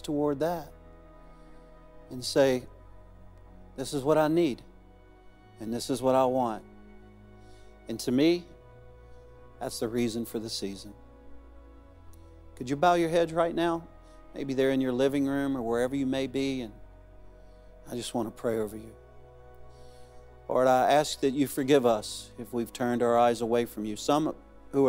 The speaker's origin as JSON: {"language": "English", "area": "Cajun", "region": "Louisiana", "country": "United States", "moved": "as an adult", "lives_now": "Arkansas, United States", "said": "I'm a Cajun man"}